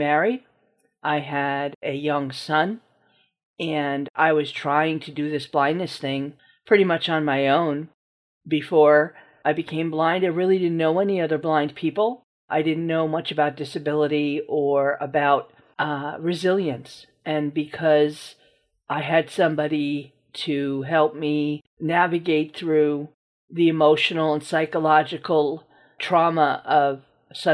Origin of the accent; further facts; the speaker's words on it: New Rochelle, New York, United States; I'm from New Rochelle, New York